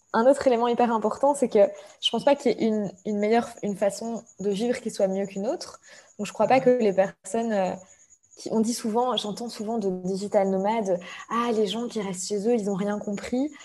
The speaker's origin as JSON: {"language": "French", "country": "Belgium", "also_born_or_lived": "Brussels", "moved": "as an adult", "said": "je suis belge et je travaillais depuis Bruxelles."}